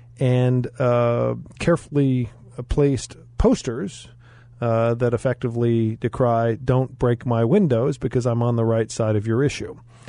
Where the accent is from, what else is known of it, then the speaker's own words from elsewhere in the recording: Arizona, United States; I am so glad we're from Arizona. I am so glad we live in Arizona.